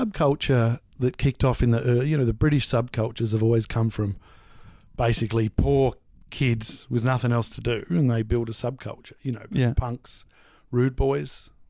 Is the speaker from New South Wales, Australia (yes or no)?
no; Mooroolbark, Victoria, Australia; No, Moorabbark.